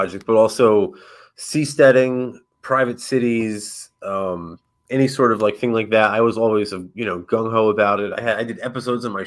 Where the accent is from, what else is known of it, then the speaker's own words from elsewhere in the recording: Northeast, United States; now in St. Petersburg, United States; I'm originally from the Northeast, so I'm basically a refugee here